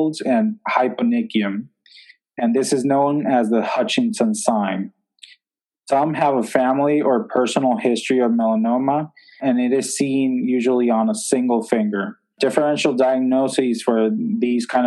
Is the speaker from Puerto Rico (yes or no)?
yes; Puerto Rico; moved away as an adult; also born or lived in New York / Newark; now in Atlanta, United States; So I was born in New York. I was raised in Puerto Rico, but my family is actually all Colombian.